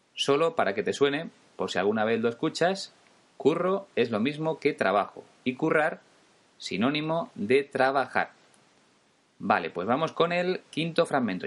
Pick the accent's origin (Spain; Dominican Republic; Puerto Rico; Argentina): Spain; los españoles